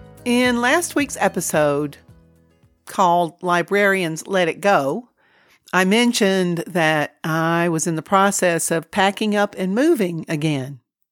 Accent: Georgia, United States; moved away as an adult; now in New Mexico, United States; I came to New Mexico from Georgia over 20 years ago and raised my children here. New Mexico feels like home, but most of my family is back in the Southeast, so that's why I'm Georgia bound.

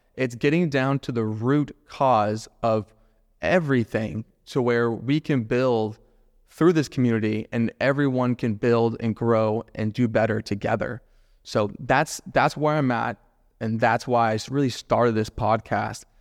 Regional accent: Jacksonville, Florida, United States; Born and raised in Jacksonville, love Jacksonville to death

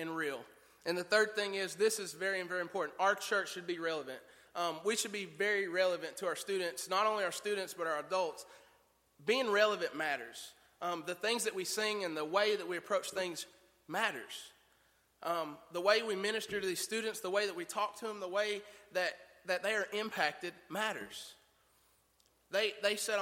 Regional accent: Tennessee, United States; I'd never been any further than the beauty spot in North Carolina. That's as far as I'd ever been out of the state of Tennessee

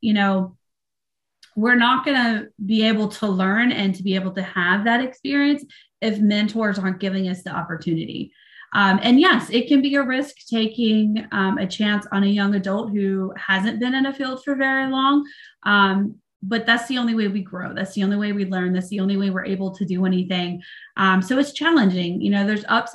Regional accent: the South, United States; moved away; I grew up in the South

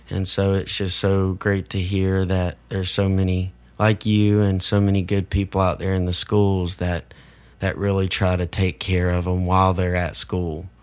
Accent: Iuka, Mississippi, United States; growing up in Iuka Elementary

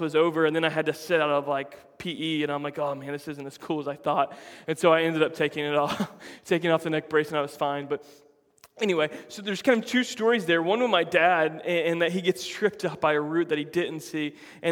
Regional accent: Florida, United States; I grew up in Florida my whole life.

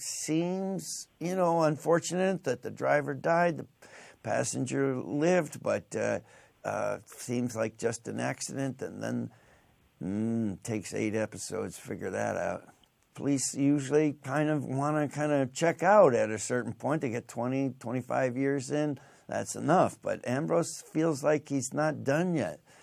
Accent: Western New York State, United States; I'm from Western New York State

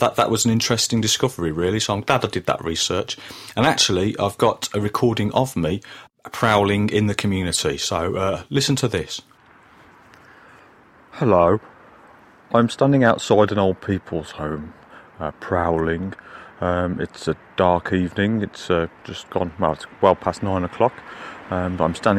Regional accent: Birmingham, West Midlands, United Kingdom; when I was growing up in Birmingham in the 1980s

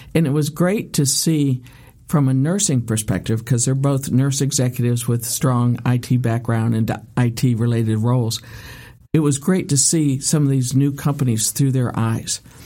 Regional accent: United States; as an American

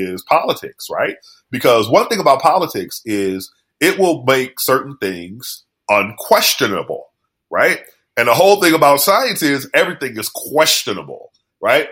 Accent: New Orleans, Louisiana, United States; that's my childhood. I was born in East New Orleans

